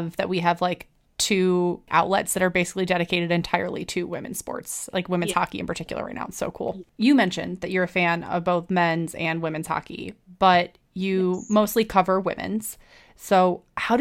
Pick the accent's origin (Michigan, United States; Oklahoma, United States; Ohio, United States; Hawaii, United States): Ohio, United States; Cleveland; moved away as an adult; also born or lived in Buffalo; I'm originally from Cleveland